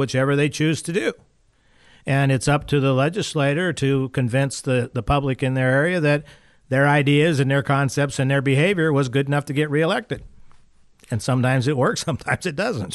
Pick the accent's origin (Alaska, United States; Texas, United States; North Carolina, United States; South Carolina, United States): Alaska, United States; Valdez; I'm from Valdez